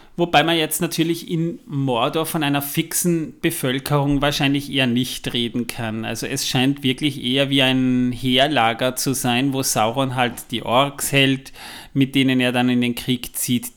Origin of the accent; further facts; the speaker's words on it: Vienna, Austria; bei uns in Wien